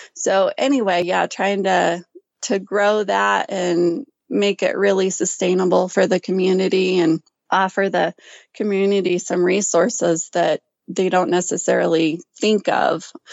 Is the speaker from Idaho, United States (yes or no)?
yes; Ashton, Idaho, United States; now in Gooding, United States; I was raised in Ashton, Idaho